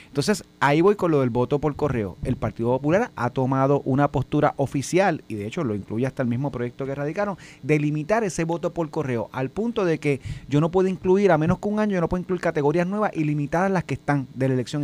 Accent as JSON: {"language": "Spanish", "town": "Vega Baja", "country": "Puerto Rico", "also_born_or_lived": "Bayamón / Carolina / Guaynabo", "moved": "yes", "said": "yo, yo soy de Vega Baja y me mudé a Bayamón"}